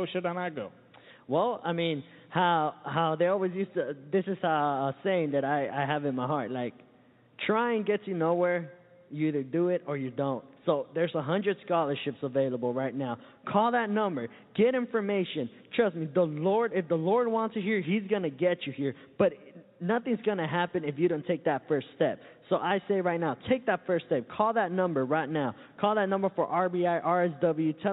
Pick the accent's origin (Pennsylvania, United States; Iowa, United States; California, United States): California, United States; Santa Ana; now in Florida, United States; I come all the way from Southern California, a little uh, town called Santa Ana.